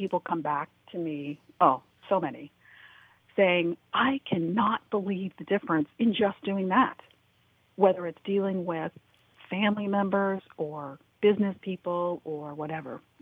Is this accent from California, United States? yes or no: yes; Los Angeles, California, United States; I grew up in the Hollywood, California area during the 60s and 70s